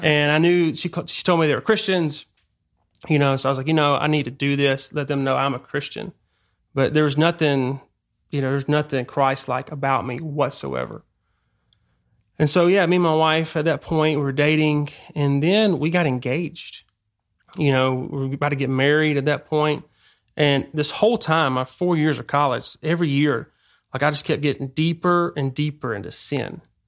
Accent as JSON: {"language": "English", "town": "Damascus", "region": "Georgia", "country": "United States", "tie": "born or raised there", "moved": "as an adult", "said": "I grew up in Georgia, small town, Damascus."}